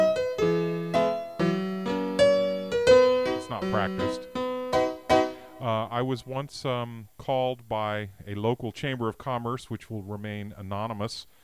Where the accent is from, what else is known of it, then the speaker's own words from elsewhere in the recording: Washington, District of Columbia, United States; now in Mendocino County, United States; I was raised in the Washington, D.C. area